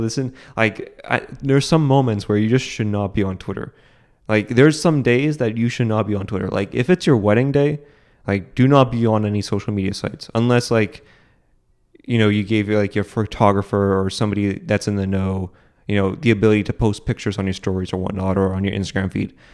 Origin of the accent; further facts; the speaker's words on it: United States; as an American